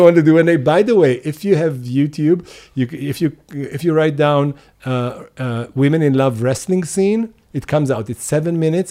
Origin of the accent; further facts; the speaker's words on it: Hadera, Haifa District, Israel; moved away as an adult; also born or lived in Tel Aviv; I grew up in Khadera